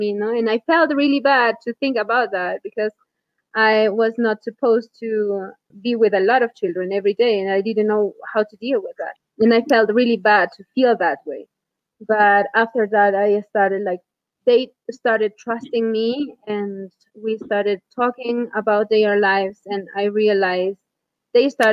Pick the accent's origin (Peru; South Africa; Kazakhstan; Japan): Peru; Huarán, Cusco; moved away as an adult; I am from Huarán